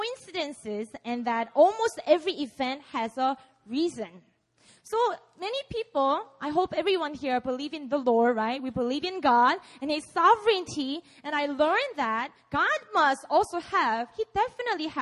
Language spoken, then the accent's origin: English; Busan, South Korea; English is a second language; I grew up in Busan. I was born and raised here. So please excuse my English